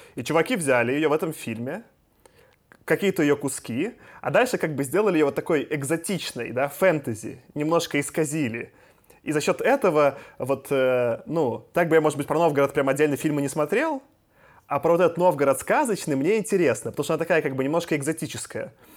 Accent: Minsk, Belarus; я из Минска

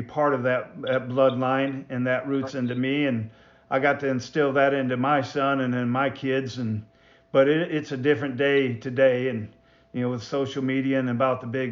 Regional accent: Michigan, United States; I was raised in Michigan

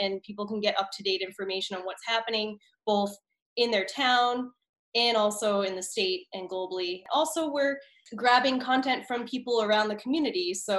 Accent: Massachusetts, United States; I was from Eastern Mass, up and down the South Shore. Yep. My Boston accent is gone because I was in theater and chorus, and I had to say my R's, but my whole family has the Boston accent.

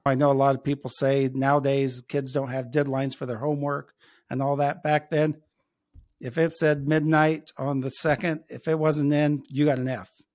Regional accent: Logansport, Indiana, United States; moved away as an adult; now in Elkhart, United States; I grew up in Logansport, which is about, uh, halfway between here in Elkhart and Indianapolis

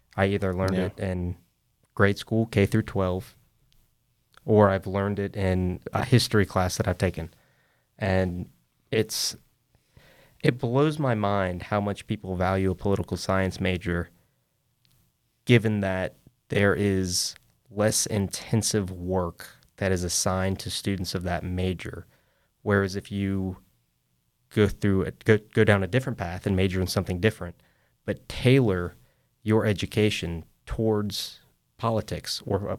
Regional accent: Fayetteville, North Carolina, United States; that's where I'm from, Cumberland County

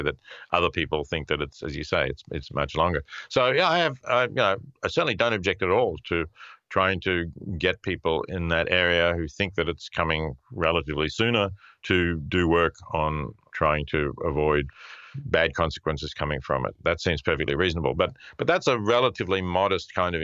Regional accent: Australia; also born or lived in Princeton / Melbourne; I go back to Australia, where I'm originally from and where my children and grandchildren are

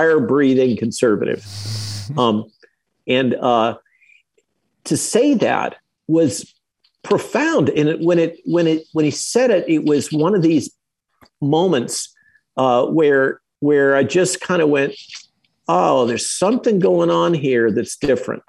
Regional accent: California, United States; moved away as an adult; also born or lived in Santa Barbara / Chicago; now in Virginia, United States; I grew up in California.

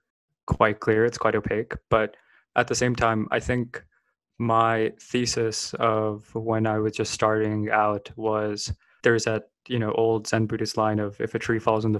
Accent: Bay Area, California, United States; I grew up in the Bay Area

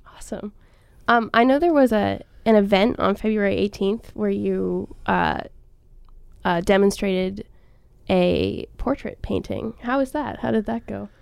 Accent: Cleveland, Ohio, United States; I'm from Cleveland

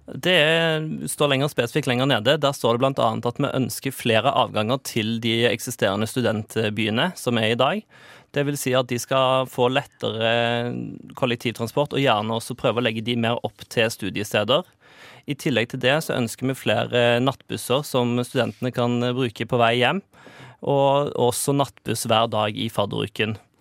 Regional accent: Stavanger, Rogaland, Norway; now in Oslo, Norway; I hjembyen min Stavanger

